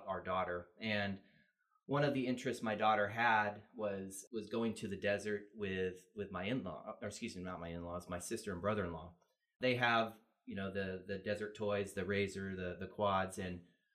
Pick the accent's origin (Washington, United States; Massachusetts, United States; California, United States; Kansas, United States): California, United States; San Diego; I grew up in the East San Diego area, an area called Oak Park